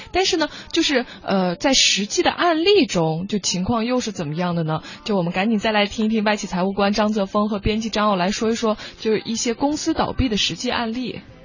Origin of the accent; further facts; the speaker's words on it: China; 我们中国人